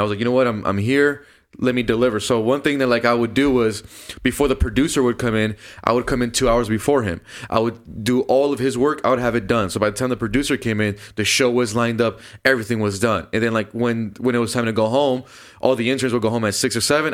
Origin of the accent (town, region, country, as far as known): Downey, California, United States; born or raised there